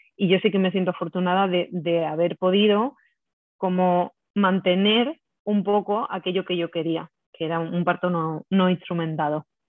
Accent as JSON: {"language": "Spanish", "town": "Lucena", "region": "Andalusia", "country": "Spain", "moved": "as an adult", "lives_now": "Madrid, Spain", "said": "pues yo soy de, Lucena, de un pueblo de Córdoba, eh, aunque ahora mismo vivo en Madrid, me vine a Madrid hace unos años"}